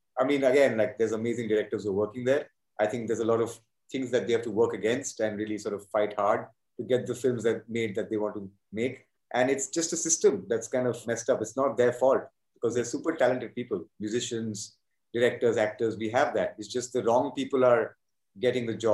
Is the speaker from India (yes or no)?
yes; Kolkata, West Bengal, India; accent: Calcutta Hindi; first language Hindi; English is a second language; moved away as an adult; also born or lived in United States / Mumbai; us being Hindi actors from Calcutta